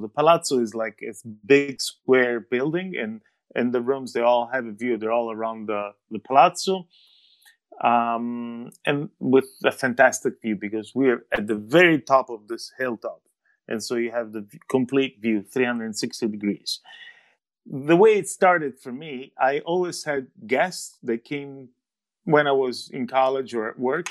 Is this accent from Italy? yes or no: yes; Vasto, Abruzzo, Italy; Vasto, which is also my hometown.